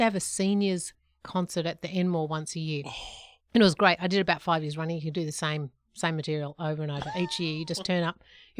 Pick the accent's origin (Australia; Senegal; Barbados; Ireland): Australia; Sydney, New South Wales; I'm from Sydney.